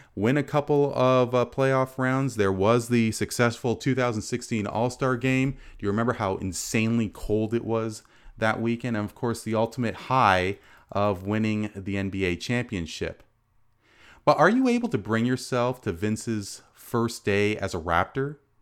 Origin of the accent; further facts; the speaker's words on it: Canada; as a Canadian, uh, proud Sri Lankan lineage